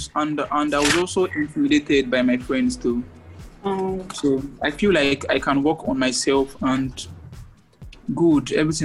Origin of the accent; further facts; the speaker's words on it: Abia, Nigeria; also born or lived in Akwa Ibom; I'm from Abia State.